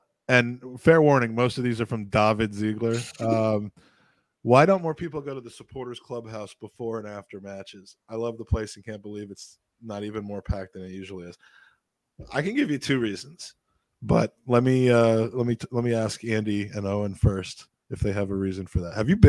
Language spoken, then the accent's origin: English; Ireland; I'm an Irish guy.